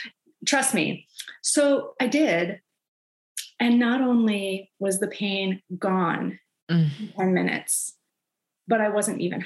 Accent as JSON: {"language": "English", "region": "Florida", "country": "United States", "moved": "yes", "lives_now": "Seattle, United States", "said": "I come from Florida"}